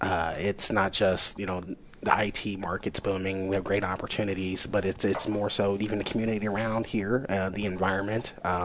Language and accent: English; Columbus, Ohio, United States; also born or lived in Indiana; I was born in Indiana. I've been here in Columbus since I was 5.